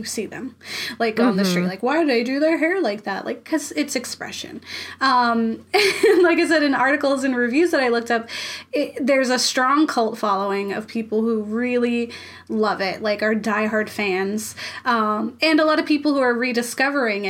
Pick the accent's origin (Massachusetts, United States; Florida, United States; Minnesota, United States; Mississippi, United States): Florida, United States; I'm from Florida